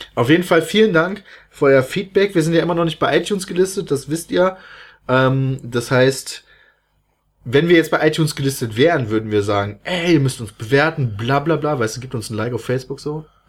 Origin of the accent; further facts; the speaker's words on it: Germany; ich komme aus Deutschland